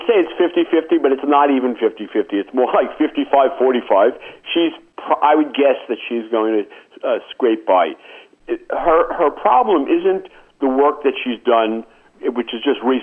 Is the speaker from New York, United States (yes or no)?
yes; New York, United States; I am from New York